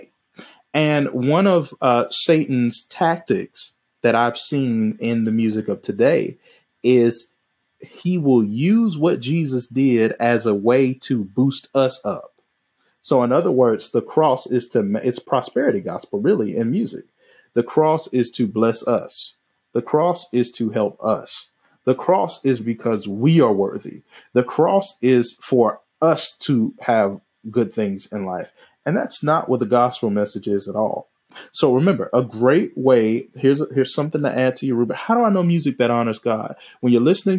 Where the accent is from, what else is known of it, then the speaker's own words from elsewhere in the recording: the South, United States; I'm from the South